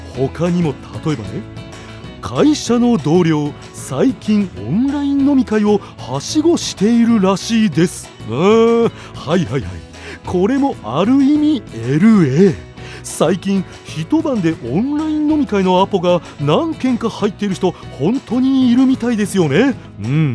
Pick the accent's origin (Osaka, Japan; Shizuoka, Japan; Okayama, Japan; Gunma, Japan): Gunma, Japan; 群馬県です